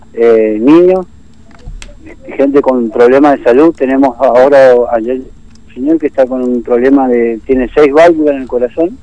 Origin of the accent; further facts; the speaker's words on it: Laguna Blanca, Formosa, Argentina; moved away; soy de Laguna Blanca, de donde la cuna del gobernador y del vicegobernador